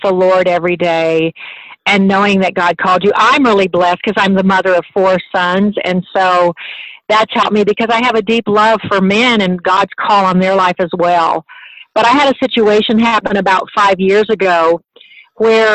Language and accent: English; Liberty Hill, Texas, United States; I am from Liberty Hill, Texas